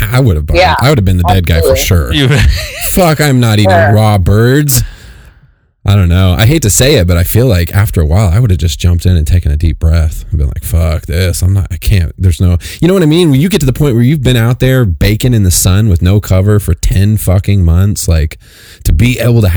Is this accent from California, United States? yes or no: yes; Fresno, California, United States; I grew up in Fresno, California